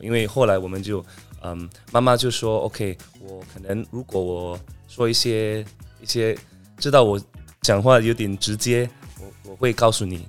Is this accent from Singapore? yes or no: yes; Singapore; 我是来自新加坡的